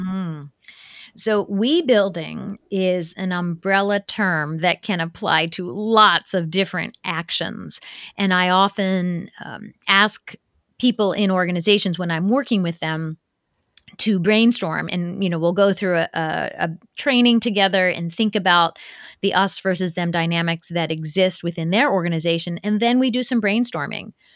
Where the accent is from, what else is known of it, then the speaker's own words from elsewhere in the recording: Ohio, United States; also born or lived in Tokyo, Japan; I grew up in Ohio